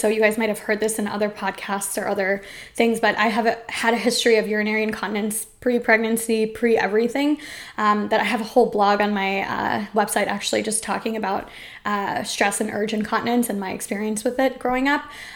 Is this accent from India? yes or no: yes; India; as an Indian person who eats a lot of spicy food